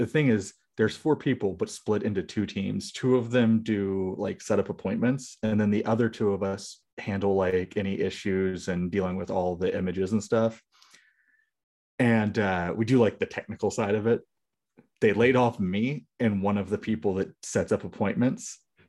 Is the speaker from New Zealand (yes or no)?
no; United States; Hi, I'm American.